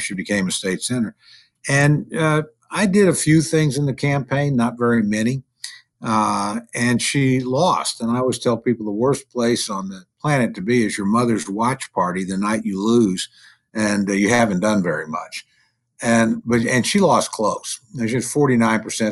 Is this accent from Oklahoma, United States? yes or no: yes; Moore, Oklahoma, United States; I may be a congressman in Moore, Oklahoma